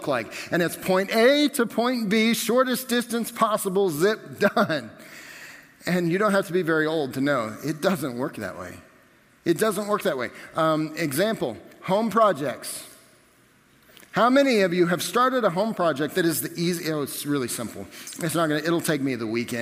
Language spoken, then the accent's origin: English; Nickerson, Kansas, United States; growing up in Nickerson, highways look like this